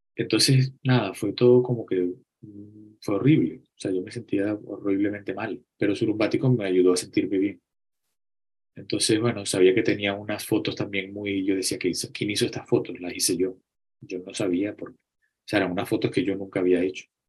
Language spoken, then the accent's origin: Spanish; Acarigua, Portuguesa, Venezuela; moved away as an adult; also born or lived in Barquisimeto, Venezuela; Yo nací en Acarigua